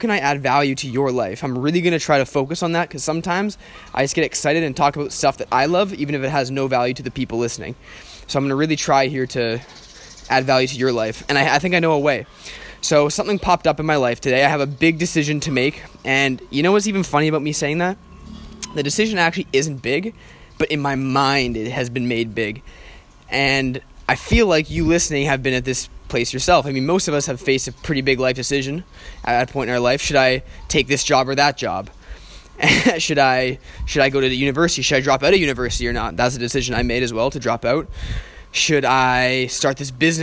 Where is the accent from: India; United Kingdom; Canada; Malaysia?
Canada; moved away as an adult; I'm from Canada, I'm from a Western country